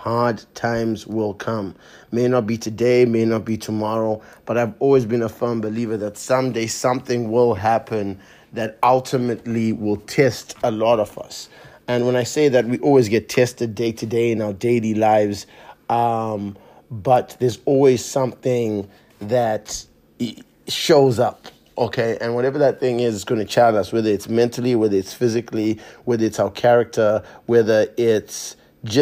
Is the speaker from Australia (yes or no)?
no; Zimbabwe; moved away; I grew up in Zimbabwe